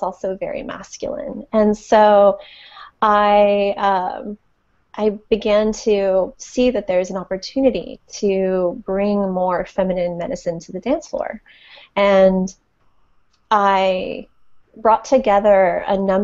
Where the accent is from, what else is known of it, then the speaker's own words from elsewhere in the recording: Connecticut, United States; moved away as an adult; now in San Francisco Bay Area, United States; I grew up on the East Coast, actually, in just outside of New York and in Connecticut